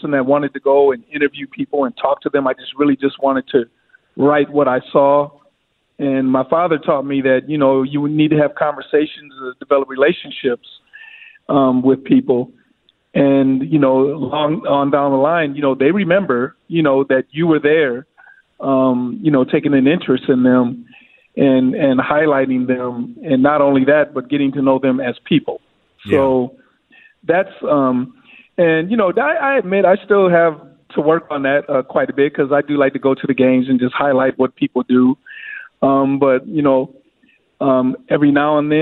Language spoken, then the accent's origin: English; St. Paul, Minnesota, United States; I was from St. Paul, and I lived in the Central neighborhood, so I knew all the players on Central.